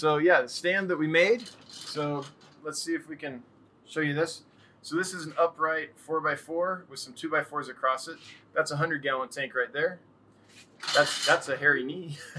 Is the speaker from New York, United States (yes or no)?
no; California, United States; now in Texas, United States; Because we're from Northern California, kind of in the hills where it got a little, up by the mountains.